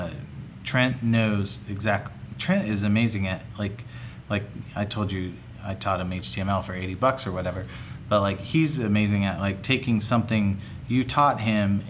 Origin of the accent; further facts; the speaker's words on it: Houston, Texas, United States; moved away; also born or lived in Phoenix / Japan; I grew up in Houston.